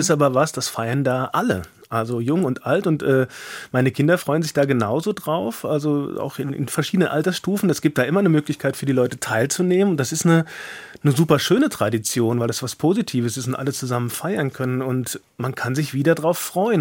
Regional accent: Hesse, Germany; accent: Hessisch; bin auch zugezogen, aber im Kindesalter und bin dann quasi aber so in der Schule und so weiter, habe ich dann schon sehr sehr viel Hessisch mitgekriegt

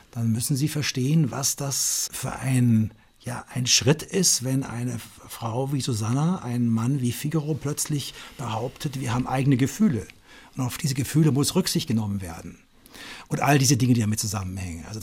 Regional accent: Munich, Bavaria, Germany; Ich bin aufgewachsen in München und äh, wir waren eigentlich immer in Italien.

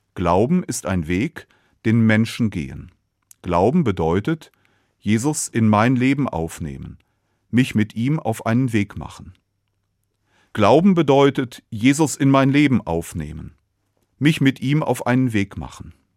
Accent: Cologne, North Rhine-Westphalia, Germany; Ich bin in Köln geboren

